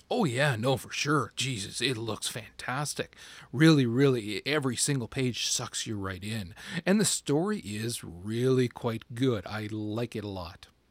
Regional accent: Canada; I'm a Canadian

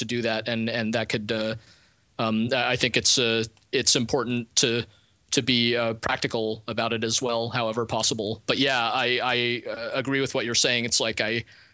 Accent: Moscow, Russia; moved away; I'm an immigrant. I come from Moscow

